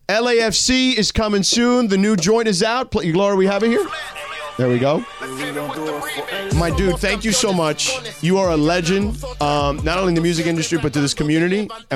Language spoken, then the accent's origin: English; Miami, Florida, United States; I grew up in Miami, you know, but I've lived here for 7 years now